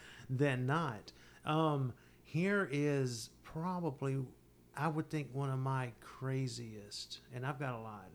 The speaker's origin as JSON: {"language": "English", "region": "the South", "country": "United States", "tie": "born or raised there", "said": "both born and raised in the South"}